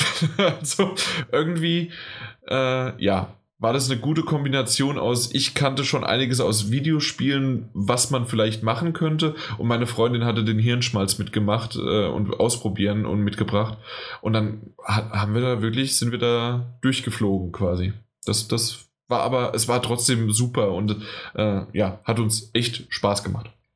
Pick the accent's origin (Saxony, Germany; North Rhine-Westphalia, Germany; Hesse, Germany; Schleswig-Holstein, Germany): Hesse, Germany; near Frankfurt; ich komme ja aus der Nähe von Frankfurt